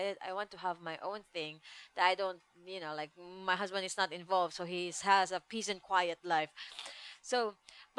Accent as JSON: {"language": "English", "country": "Philippines", "second_language": "English", "moved": "yes", "said": "I have Philippines passport"}